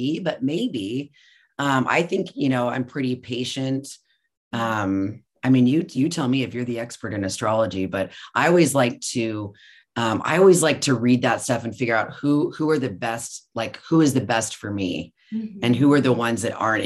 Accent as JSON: {"language": "English", "region": "Colorado", "country": "United States", "tie": "born or raised there", "moved": "as an adult", "lives_now": "Sacramento, United States", "said": "I was born and raised in Colorado"}